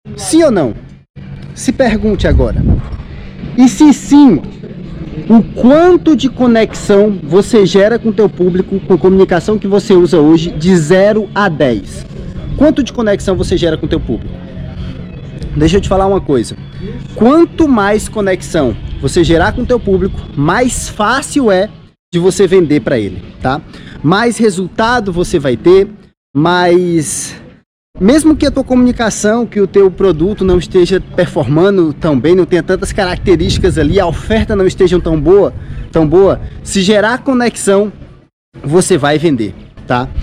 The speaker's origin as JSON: {"language": "Portuguese", "region": "Ceará", "country": "Brazil", "said": "vocês são de onde? Aí eu falei, ah, Ceará"}